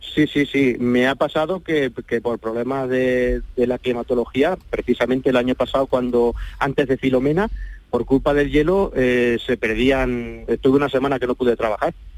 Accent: Santiago de la Espada area, Andalusia, Spain; que salir de Andalucía para poder llegar a, mi pueblo

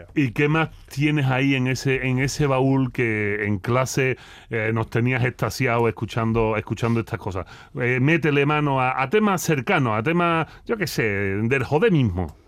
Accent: Andalusia, Spain

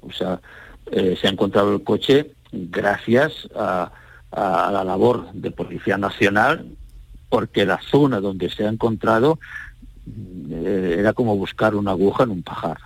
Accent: Andalusia, Spain; como andaluces, sentimos orgullosos

